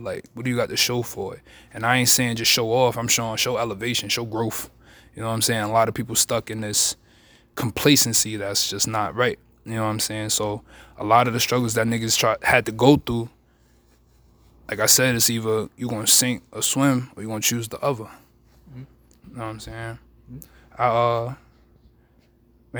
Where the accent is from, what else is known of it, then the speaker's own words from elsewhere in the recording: Baltimore, Maryland, United States; also born or lived in Queens, New York / Rochdale Village, Queens; I'm originally from Queens, New York. I grew up in Baltimore, Maryland